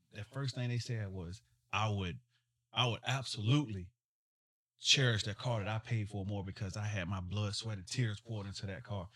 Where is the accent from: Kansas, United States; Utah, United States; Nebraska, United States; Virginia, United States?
Virginia, United States; Smithfield; I'm from Smithfield, Virginia